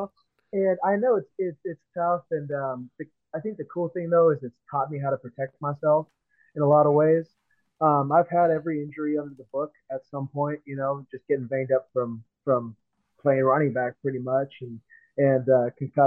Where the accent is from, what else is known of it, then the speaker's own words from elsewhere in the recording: Seattle, Washington, United States; moved away; I'm from Seattle originally.